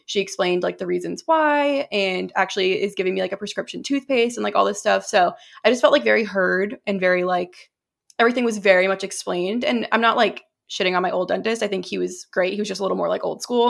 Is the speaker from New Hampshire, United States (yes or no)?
yes; New Hampshire, United States; moved away; also born or lived in Massachusetts; I moved from Massachusetts to New Hampshire when I was, like, eight years old